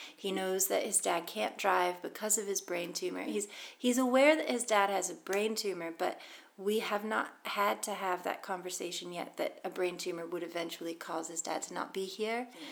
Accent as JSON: {"language": "English", "town": "Boston", "region": "Massachusetts", "country": "United States", "tie": "born or raised there", "moved": "as an adult", "lives_now": "Scotland, United Kingdom", "said": "I've lived in Scotland 13 years, but I'm American. I'm from Boston and um, growing up, we would go to baseball games"}